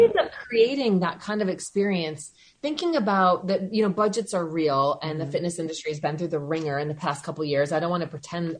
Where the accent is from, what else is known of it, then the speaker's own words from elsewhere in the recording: Madison, Wisconsin, United States; moved away as an adult; now in Alpena, United States; I was born and raised in Madison, Wisconsin